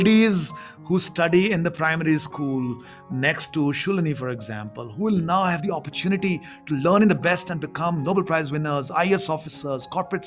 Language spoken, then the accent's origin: English; India; English is a second language; growing up in a very small town, which used to be a population of 15,000. And I never spoke English at home